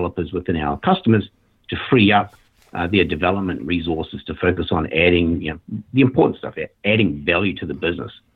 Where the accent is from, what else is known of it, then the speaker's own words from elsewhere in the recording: New Zealand; moved away as an adult; also born or lived in Sydney, Australia; now in Portland, Oregon, United States; I grew up in New Zealand and then moved to Australia